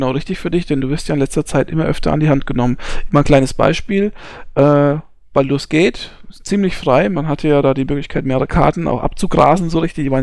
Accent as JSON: {"language": "German", "region": "Hesse", "country": "Germany", "said": "ich bin Hesse. Ja, ähm, das muss man an der Stelle einfach mal ganz klar sagen. Ich bin nur hier in Bayern werde ich als äh, zugezogener äh, Saupreuß bezeichnet, ja."}